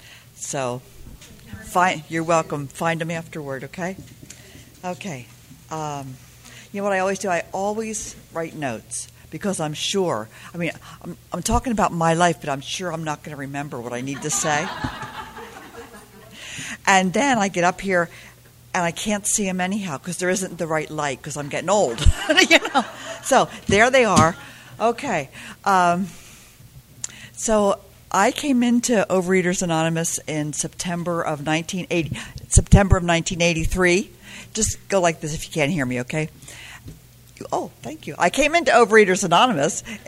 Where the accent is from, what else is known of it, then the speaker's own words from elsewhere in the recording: Pennsylvania, United States; I grew up in Pennsylvania